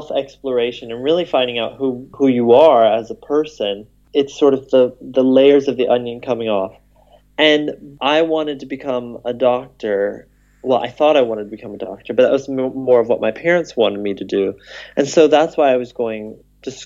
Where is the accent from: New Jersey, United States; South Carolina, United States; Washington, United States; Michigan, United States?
South Carolina, United States; moved away as an adult; also born or lived in Netherlands; now in Amsterdam, Netherlands; I am from South Carolina, and I now live in the Netherlands, and I have lived there for 4 years now.